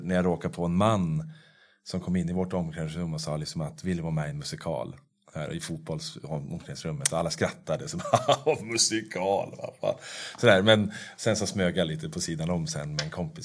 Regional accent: Norrsunda, Stockholm County, Sweden; jag var uppvuxen i Norrsunda

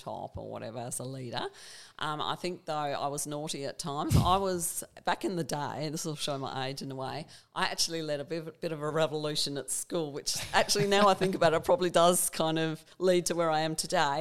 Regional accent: Hobart, Tasmania, Australia; I grew up in Hobart, we actually moved to the Eastern Shore

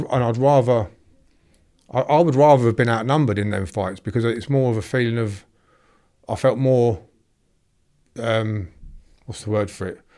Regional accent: Draughton, East Midlands, United Kingdom; I grew up in a little, uh, village in Northamptonshire called Drawton

